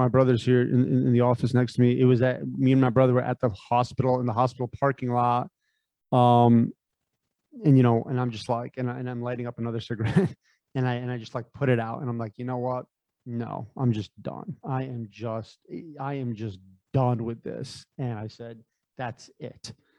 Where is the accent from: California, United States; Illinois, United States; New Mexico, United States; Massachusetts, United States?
California, United States; San Francisco; born there; I was born in San Francisco, Bay Area.